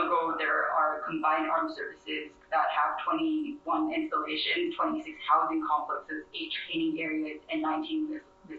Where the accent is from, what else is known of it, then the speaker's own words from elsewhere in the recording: Thailand; now in Oahu, Hawaii, United States; I am indigenous Mon and Daiju Chinese, born and raised in Thailand, and I am displaced to Hawaii